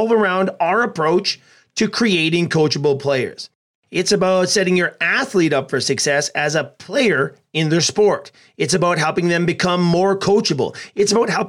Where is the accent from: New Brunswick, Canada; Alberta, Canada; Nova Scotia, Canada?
Alberta, Canada; Edmonton; my hometown of Edmonton